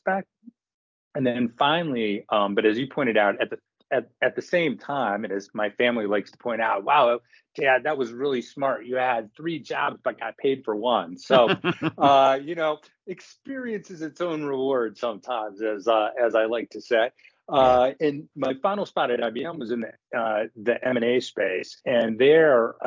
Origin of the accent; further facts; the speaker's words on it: Midwest, United States; also born or lived in Cleveland / Michigan / Chicago; Grew up in the Midwest